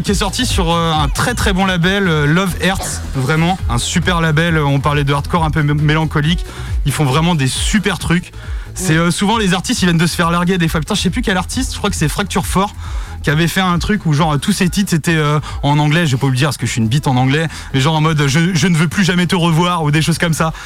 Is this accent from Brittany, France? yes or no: yes; Vitré, Brittany, France; De Vitré